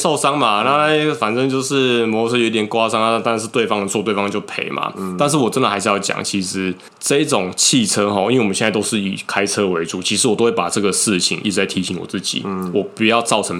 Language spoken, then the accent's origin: Chinese; Taiwan; 我们台湾人